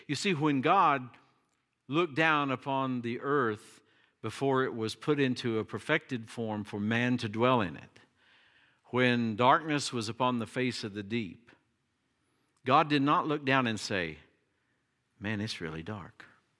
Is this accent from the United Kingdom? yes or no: no; Appalachia, United States; And of course, I was raised in the Appalachian Mountains. I love the mountains, and I think they're beautiful.